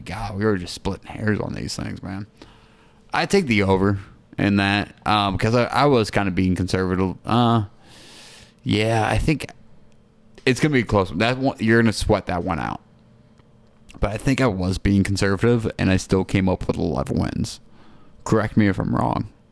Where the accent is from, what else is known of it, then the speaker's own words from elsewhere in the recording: New York, United States; I'm from New York